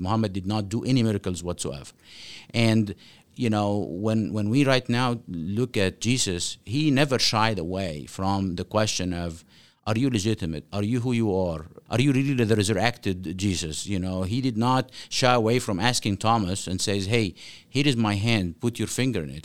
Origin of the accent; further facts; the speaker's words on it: Cairo, Cairo Governorate, Egypt; now in Omaha, United States; I grew up in Cairo, Egypt